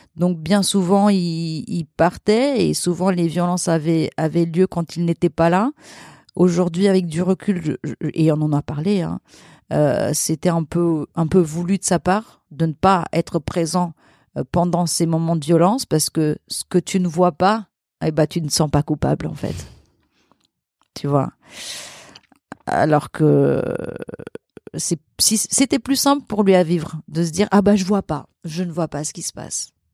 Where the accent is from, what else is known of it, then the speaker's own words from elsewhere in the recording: Luxembourg; also born or lived in Portugal; now in Paris, France; j'ai grandi j'ai grandi au Luxembourg mais mais je suis née au Portugal et je suis restée jusqu'à l'âge de mes 5 ans